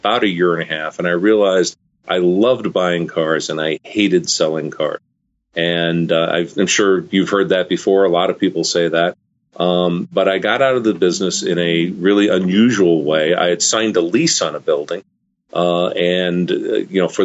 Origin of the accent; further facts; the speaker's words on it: Arlington, Virginia, United States; Arlington, Virginia, which was my hometown